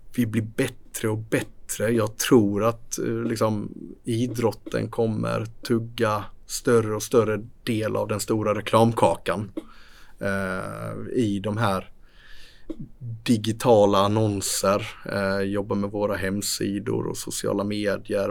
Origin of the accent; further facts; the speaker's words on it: Sweden; vi i Sverige